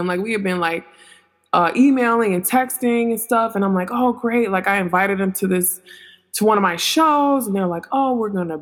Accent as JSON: {"language": "English", "town": "Detroit", "region": "Michigan", "country": "United States", "moved": "yes", "said": "I'm from Detroit originally."}